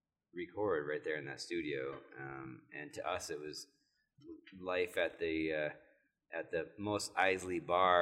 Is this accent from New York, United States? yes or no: yes; New York, United States; I was born in Harlem.